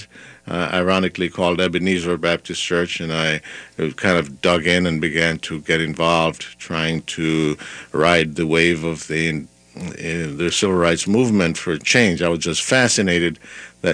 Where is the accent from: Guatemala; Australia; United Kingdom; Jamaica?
Jamaica; moved away as an adult; also born or lived in Minnesota; now in Minneapolis, United States; I was born in Jamaica and came to the United States at age 20.